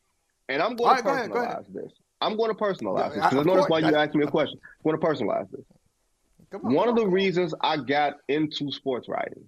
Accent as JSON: {"language": "English", "town": "Detroit", "region": "Michigan", "country": "United States", "tie": "born or raised there"}